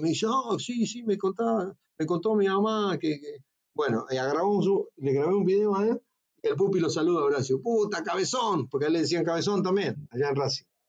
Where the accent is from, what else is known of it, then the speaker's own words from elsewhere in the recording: Santa Fe, Argentina; moved away; Nosotros vivíamos en un pueblo que se llamaba El Hortondo, de la provincia de Santa Fe